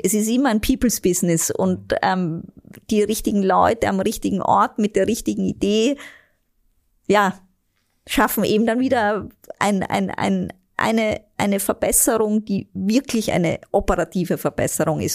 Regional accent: Vienna, Austria; moved away as an adult; now in Germany; Ich bin eine echte, waschechte Wienerin.

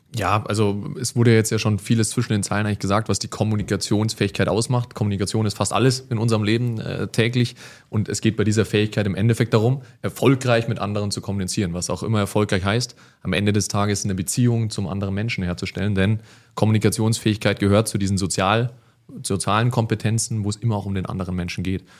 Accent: Munich, Bavaria, Germany; als Münchner

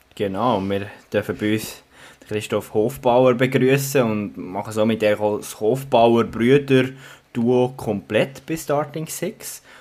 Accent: Bern, Switzerland; Ich als Berner

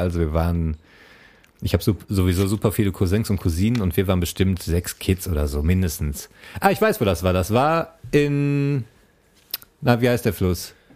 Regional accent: Essen, North Rhine-Westphalia, Germany; accent: Ruhrpott (Ruhr German); Ich bin ein Essener Jung

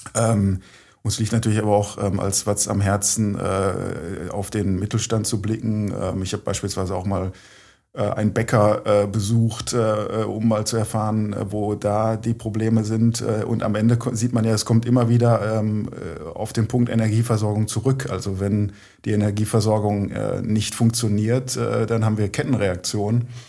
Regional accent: Herne, North Rhine-Westphalia, Germany; Ich bin ja ein gebürtiger Herner

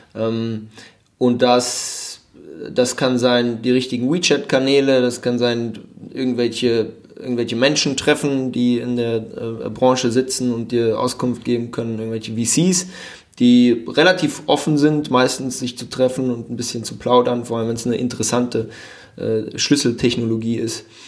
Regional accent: Frankfurt, Hesse, Germany; moved away as an adult; also born or lived in Mannheim; now in Shanghai, China; gebürtig bin ich äh, Frankfurter

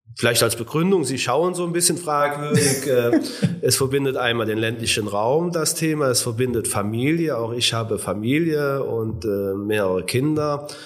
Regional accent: Lissendorf, Rhineland-Palatinate, Germany; Mein Heimatort ist Lissendorf, der natürlich auch der schönste Ort in ganz Deutschland ist

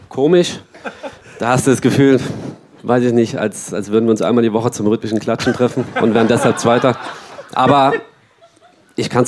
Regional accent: Dresden, Saxony, Germany; Und das ist hier, das ist hier in Dresden. ich bin hier aufgewachsen in der Nachwuchsakademie, hinten in der Messe äh, fast alle Nachwuchsmannschaften durchlaufen, von Dynamo und dahin zur Sportschule noch gegangen, also alles irgendwie an einem Fleck.

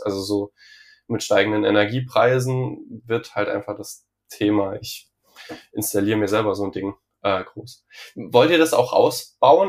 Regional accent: Saarland, Germany; Ich komme ja aus dem Saarland

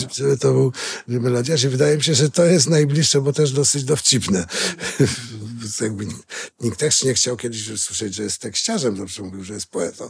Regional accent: Greater Poland, Poland; jestem też trochę wielkopolanin. Wchodziłem tam do czterech ogólniaków, skończyłem tam studia

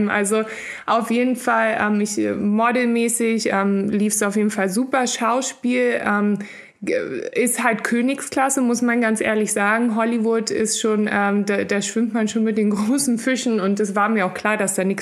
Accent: Berlin, Germany; now in Los Angeles, United States; Ja, ich bin Urberlinerin, in Mitte aufgewachsen und habe da, ähm, bis ich nach LA bin, eigentlich die meiste Zeit gelebt.

